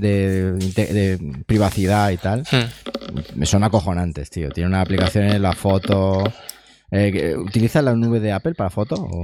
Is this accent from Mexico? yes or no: no; Siles, Andalusia, Spain; yo soy, de Siles, que es un pueblo de unos dos mil y pico habitantes del norte de Jaén